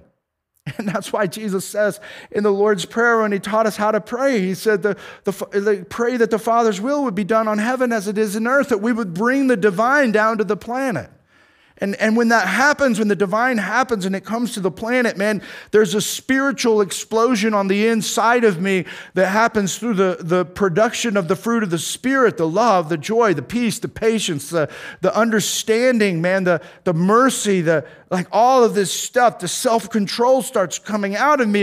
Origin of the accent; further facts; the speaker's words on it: Tornado Alley, United States; now in Kansas, United States; I grew up in Tornado Alley